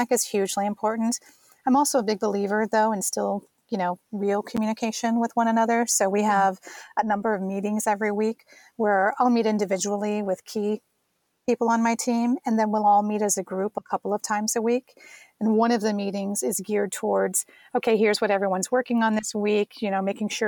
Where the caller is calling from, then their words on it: Los Angeles, California, United States; I'm recording from Los Angeles.